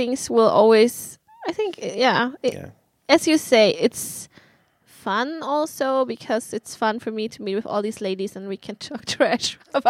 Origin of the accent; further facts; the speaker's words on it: Germany; English is a second language; now in Sweden; Oh, I come from Germany.